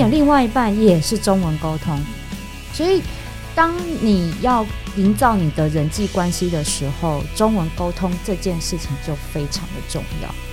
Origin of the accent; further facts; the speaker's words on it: Taiwan; first language Mandarin; 我们是台湾人，我们从小到大都讲国语